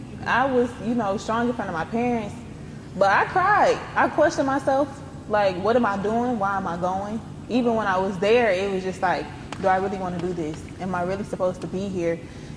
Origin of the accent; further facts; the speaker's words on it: Mobile, Alabama, United States; growing up in Mobile and being from here